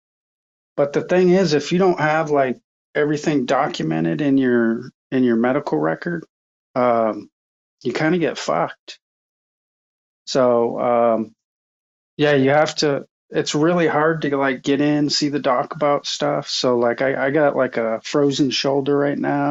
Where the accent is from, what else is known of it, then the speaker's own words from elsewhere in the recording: Bangor, Maine, United States; I'm from Bangor